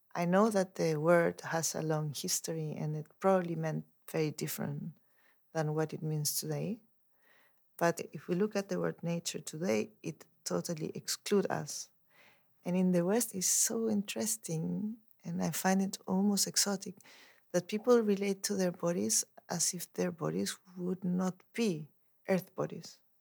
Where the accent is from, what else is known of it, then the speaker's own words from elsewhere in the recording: Chile; moved away as an adult; also born or lived in Mexico / Europe; I grew up in Chile